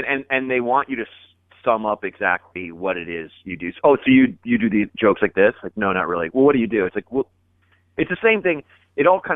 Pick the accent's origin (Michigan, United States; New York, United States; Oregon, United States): Oregon, United States; Portland; born or raised there